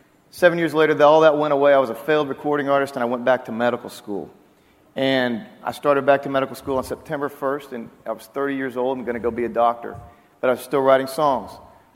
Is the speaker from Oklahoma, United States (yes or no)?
yes; Oklahoma, United States; moved away; also born or lived in Waco, Texas; I'm from Oklahoma, as is Ryan and Randy Grimmett.